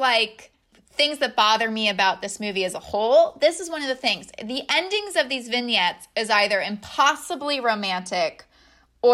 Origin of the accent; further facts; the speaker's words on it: United States; I'm American.